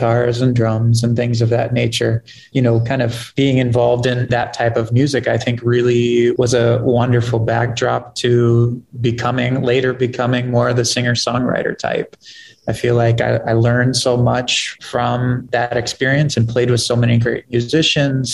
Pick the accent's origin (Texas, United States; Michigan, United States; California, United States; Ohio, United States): Ohio, United States; now in Twin Cities, United States; I'm originally from Ohio, and Minnesota, it does feel like home now. I've been here for 17, 18 years now